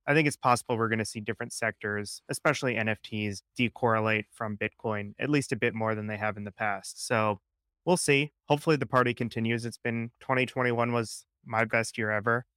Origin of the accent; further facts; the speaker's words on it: Connecticut, United States; We're both from Connecticut, similar area